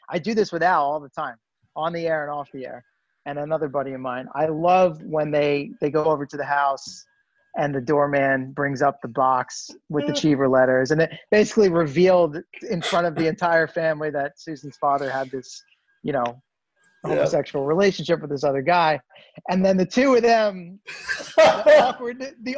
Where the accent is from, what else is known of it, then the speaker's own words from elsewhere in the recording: Northern Virginia, United States; also born or lived in Queens, New York; I was born in Queens. Most of my family's from Queens or the Bronx. My mom was born in the Bronx. Right. So we're original New Yorkers, but when I was 4, we moved to Northern Virginia